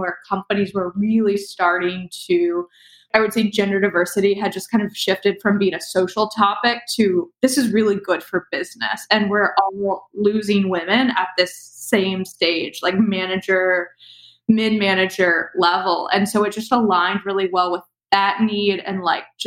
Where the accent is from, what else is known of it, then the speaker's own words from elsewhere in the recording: Cincinnati, Ohio, United States; moved away as an adult; move back to my hometown of Cincinnati